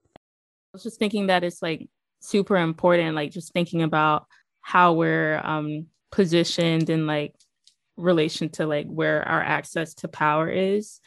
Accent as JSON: {"language": "English", "town": "Greenville", "region": "North Carolina", "country": "United States", "also_born_or_lived": "Chapel Hill, North Carolina", "said": "I'm from Greenville, North Carolina."}